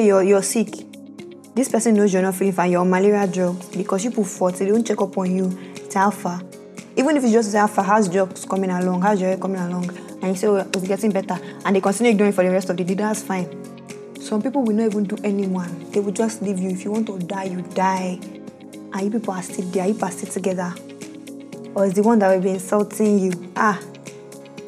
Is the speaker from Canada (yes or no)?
no; Bayelsa, Nigeria; Bayelsa is my home state